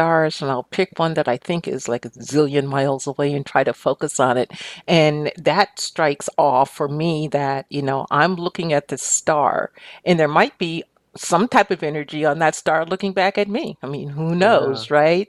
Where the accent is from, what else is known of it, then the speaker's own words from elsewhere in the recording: Albany, New York, United States; now in Fremont, United States; I was born and raised East Coast